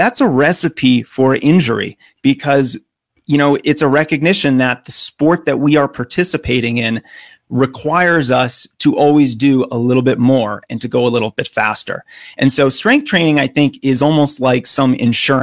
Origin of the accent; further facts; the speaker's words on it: United States; accent: American; as an American